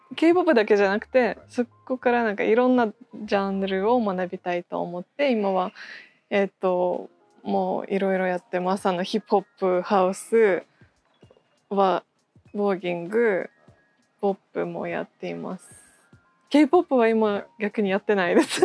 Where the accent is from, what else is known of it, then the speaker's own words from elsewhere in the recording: Russia; Japanese is a second language; moved away as an adult; now in Japan; ロシアから来ました。日本では8年ぐらい住んでいて